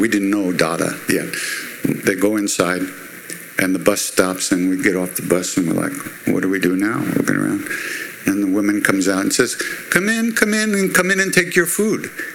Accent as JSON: {"language": "English", "area": "Long Island", "region": "New York", "country": "United States", "said": "I'm Jewish from Long Island."}